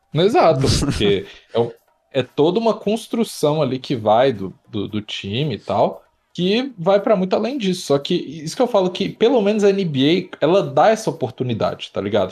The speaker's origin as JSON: {"language": "Portuguese", "country": "Brazil", "said": "pra gente que é brasileiro"}